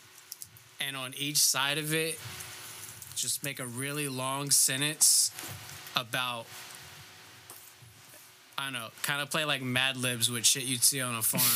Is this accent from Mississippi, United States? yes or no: no; Virginia, United States; I grew up in Virginia, like, the, like, about 20 minutes from the North Carolina border